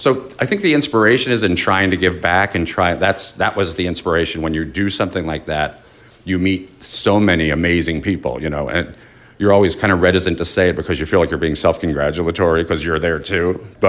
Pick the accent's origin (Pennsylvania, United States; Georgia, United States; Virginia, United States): Pennsylvania, United States; Philadelphia; also born or lived in Chicago; I've gone back and forth my whole life, but I grew up in Philly.